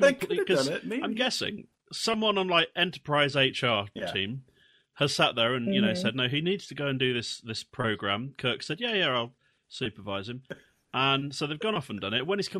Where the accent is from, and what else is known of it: Scotland, United Kingdom